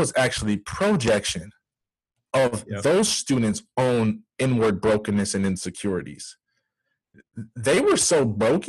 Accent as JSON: {"language": "English", "area": "near Grass Lake", "region": "Michigan", "country": "United States", "tie": "born or raised there", "said": "a neighboring town called Grass Lake, which is about 15, 20 minutes from my hometown"}